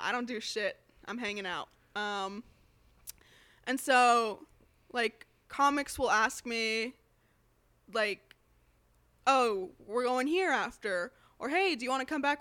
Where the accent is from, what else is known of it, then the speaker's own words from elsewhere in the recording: Las Vegas, Nevada, United States; moved away as an adult; also born or lived in Chicago; I'm from Vegas